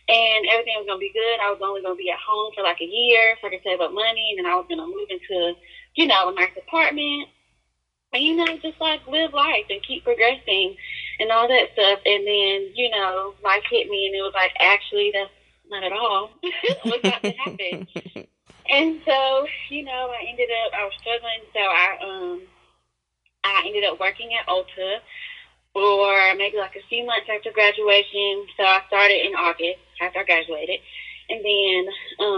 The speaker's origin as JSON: {"language": "English", "town": "Birmingham", "region": "Alabama", "country": "United States", "said": "I am from Birmingham, Alabama"}